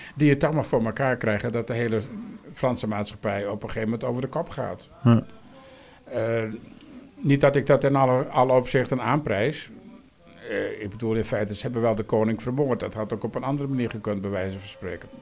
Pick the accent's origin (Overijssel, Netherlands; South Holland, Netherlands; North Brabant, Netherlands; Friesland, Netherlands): Friesland, Netherlands; ik kom uit Friesland